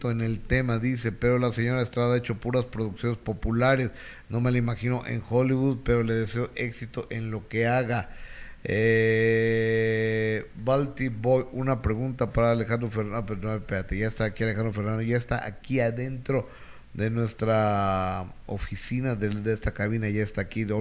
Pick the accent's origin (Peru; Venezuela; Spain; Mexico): Peru; soy de Perú, si se le puede preguntar sobre mi país